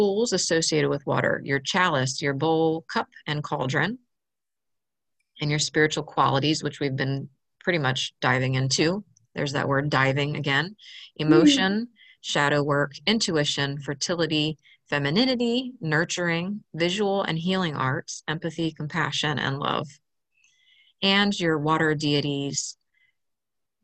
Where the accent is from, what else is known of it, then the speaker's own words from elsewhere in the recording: Maryland, United States; moved away; I grew up in Maryland on the Chesapeake Bay